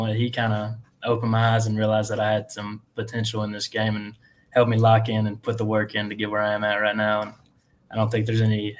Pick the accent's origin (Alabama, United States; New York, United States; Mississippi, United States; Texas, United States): Alabama, United States; also born or lived in Columbus, Georgia; I was born in Columbus, Georgia, but we moved to Alabama when I was super young